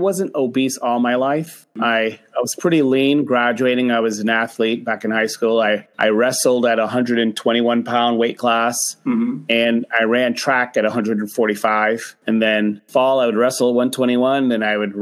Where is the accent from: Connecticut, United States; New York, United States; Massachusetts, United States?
Massachusetts, United States; I'm from Massachusetts in the United States. It's the Northeast.